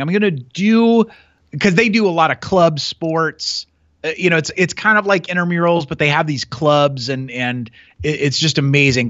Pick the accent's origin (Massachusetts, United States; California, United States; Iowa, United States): Iowa, United States; Newton; also born or lived in Montana / Chicago / England; I grew up in Newton